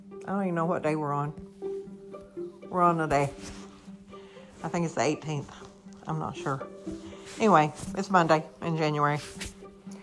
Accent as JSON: {"language": "English", "country": "United States", "said": "I'm a normal American citizen"}